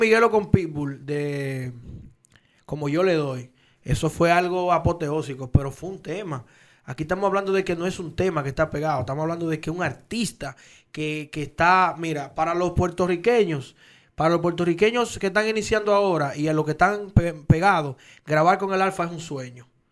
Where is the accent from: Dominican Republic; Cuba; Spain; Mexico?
Dominican Republic; como dominicano